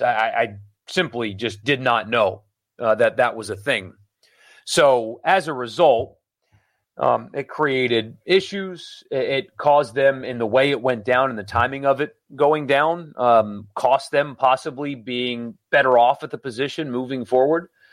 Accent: Greenville, South Carolina, United States; now in Mississippi, United States; my hometown in South Carolina

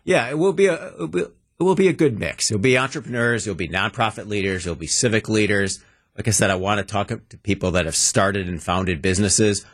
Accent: Wauwatosa, Wisconsin, United States; also born or lived in Milwaukee, Wisconsin; Grew up in beautiful tree-lined Wauwatosa.

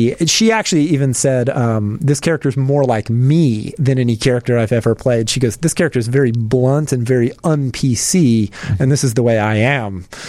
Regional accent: Charlotte, North Carolina, United States; moved away as an adult; Well, you know, I moved here from Charlotte, North Carolina. I was originally going to DePaul, and for a long time, you know, I would go home for Christmas break and summer break.

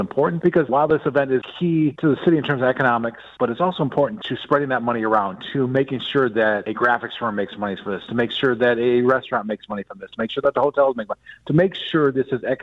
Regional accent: Milwaukee, Wisconsin, United States; we're from Milwaukee

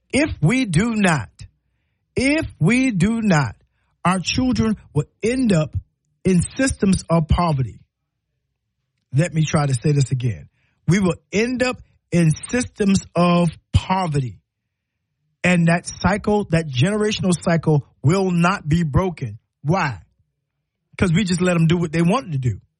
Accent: the Carolinas, United States; now in Alabama, United States; Well, I'm, I'm from Carolina. I don't know what we call it here in Alabama, but they call it stew chicken, right?

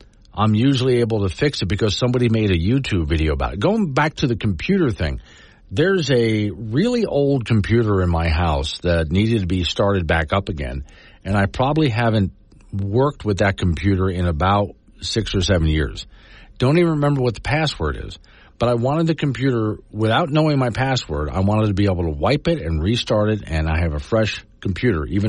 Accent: Florida, United States; now in Wyoming, United States; where I grew up in Florida

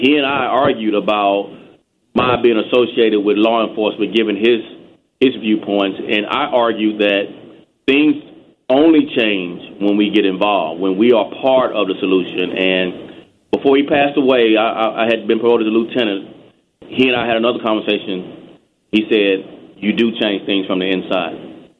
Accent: Texas, United States; It was very difficult, actually. Texas is very segregated. There's a long history of inappropriate conduct by police officers.

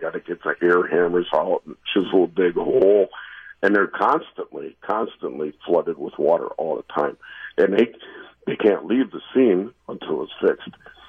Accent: Milwaukee, Wisconsin, United States; now in Hartford, United States; I'm from Milwaukee.

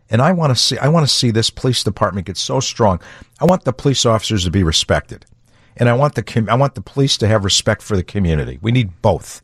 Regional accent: Chicago, Illinois, United States; I'm a lifelong Chicagoan. I grew up on the Southwest side

